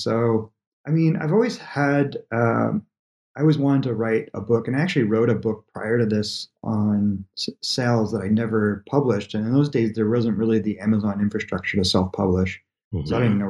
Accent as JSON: {"language": "English", "country": "Canada", "moved": "yes", "said": "But in those days, I moved from Canada, basically, to California."}